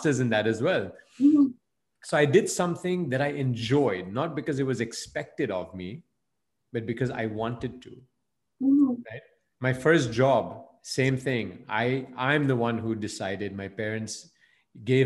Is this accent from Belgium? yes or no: yes; Belgium; moved away as an adult; also born or lived in India; I was, you know, of Indian origin, but I grew up and I was born and raised in Belgium